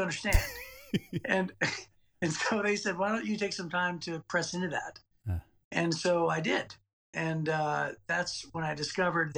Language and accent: English; Youngstown, Ohio, United States; now in Clinton Township, Michigan, United States; I grew up in Youngstown, Ohio